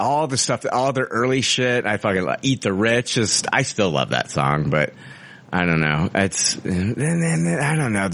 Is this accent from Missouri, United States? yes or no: no; Peoria, Illinois, United States; Big Al's, which was like the strip club from my hometown.